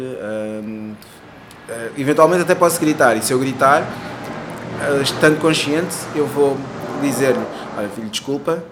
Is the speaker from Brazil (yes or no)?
no; Cape Verde; moved away; also born or lived in Portugal; eu nasci em Cabo Verde, mas também tenho dupla nacionalidade, mas sim, nasci sim. em Cabo Verde